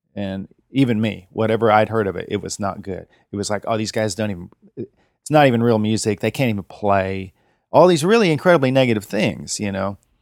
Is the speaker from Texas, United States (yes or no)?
no; Terre Haute, Indiana, United States; also born or lived in East Nashville, Tennessee; now in Nashville, United States; I'm from Terre Haute, Indiana. born in Terre Haute